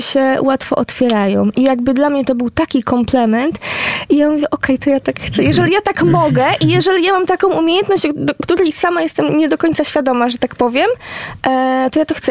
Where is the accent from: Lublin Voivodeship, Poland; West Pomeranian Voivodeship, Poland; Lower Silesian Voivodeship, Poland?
West Pomeranian Voivodeship, Poland; ja nie jestem e, poznanianką rodowitą, że tak powiem, tak, e, więc łączę się z państwem z Pomorza Zachodniego